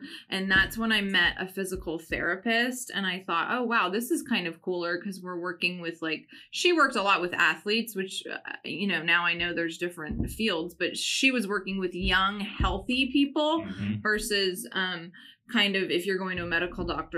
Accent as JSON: {"language": "English", "country": "Canada", "tie": "born or raised there", "said": "I grew up in Canada."}